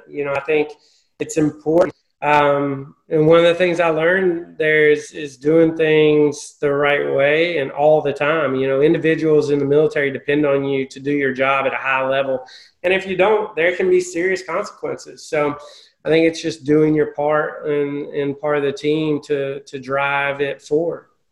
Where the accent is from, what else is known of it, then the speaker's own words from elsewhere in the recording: Tennessee, United States; moved away as an adult; now in Charlotte, United States; I'm originally from Tennessee